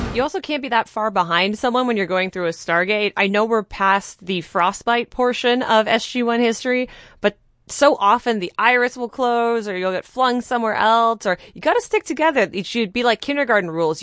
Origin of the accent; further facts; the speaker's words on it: Canada; As a Canadian